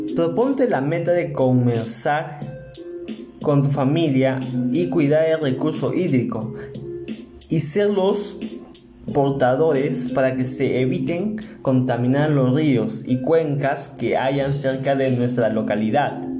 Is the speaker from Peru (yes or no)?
yes; Peru; nos representa como peruanos y peruanas